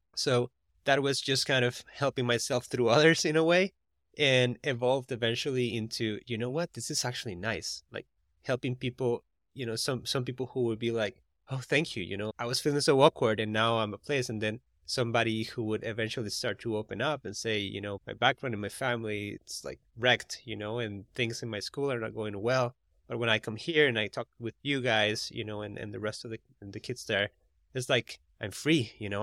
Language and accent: English; Costa Rica; now in United States; I'm from Costa Rica, and the R's in Costa Rica is like, er instead of r